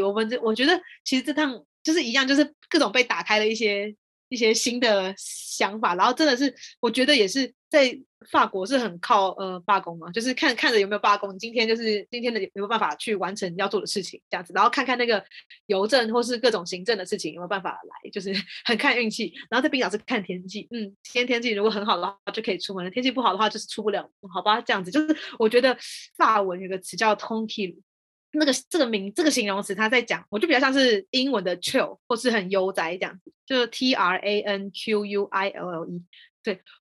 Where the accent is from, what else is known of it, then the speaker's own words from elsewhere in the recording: Taiwan; moved away as an adult; now in France; 像我们台湾人哦，我们下班之后跟同事出去吃饭，那我们吃饭都可能还在讨论工作的东西